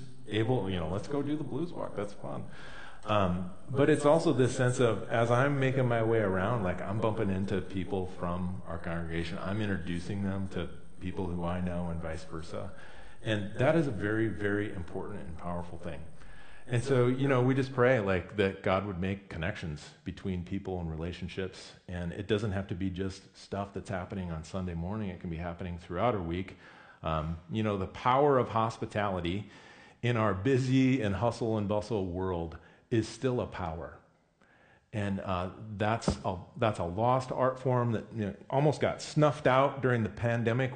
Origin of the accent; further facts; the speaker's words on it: Midwest, United States; now in Pacific Northwest, United States; I grew up in the Midwest